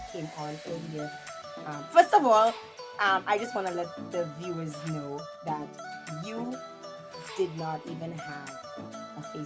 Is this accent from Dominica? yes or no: yes; Dominica; I'm Dominican.